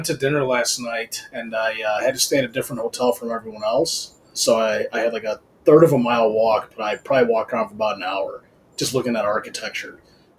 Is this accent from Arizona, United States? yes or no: no; Downers Grove, Illinois, United States; Downers Grove.